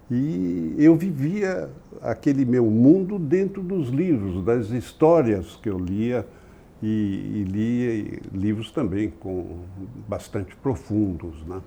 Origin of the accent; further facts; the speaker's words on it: São Paulo, Brazil; also born or lived in Rio de Janeiro; eu nasci no Rio de Janeiro, mas vim para São Paulo quando eu tinha sete anos. Ah. Consequentemente, a minha criação é paulista.